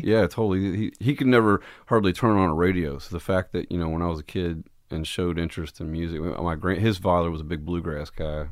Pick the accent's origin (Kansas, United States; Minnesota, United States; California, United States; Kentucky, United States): Kentucky, United States; Jackson; moved away; Originally, I'm from a little town in southeast Kentucky